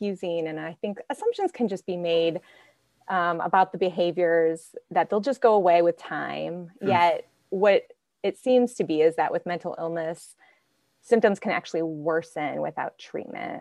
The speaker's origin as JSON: {"language": "English", "town": "Archbold", "region": "Ohio", "country": "United States", "tie": "born or raised there", "said": "Archbold, Ohio, a small farming community up in Northwest Ohio."}